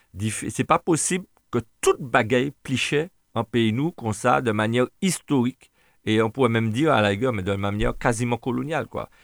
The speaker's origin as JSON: {"language": "French", "country": "Martinique", "said": "On a de la famille, des Martiniquais"}